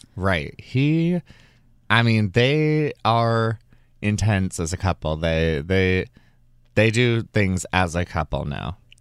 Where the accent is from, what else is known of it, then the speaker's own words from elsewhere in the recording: Alabama, United States; I'm from Alabama